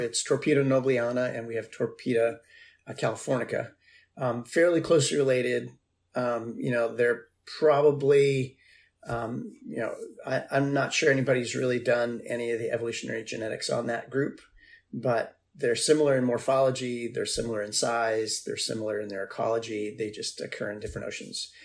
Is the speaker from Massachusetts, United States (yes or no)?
yes; Martha's Vineyard, Massachusetts, United States; moved away; I grew up on Martha's Vineyard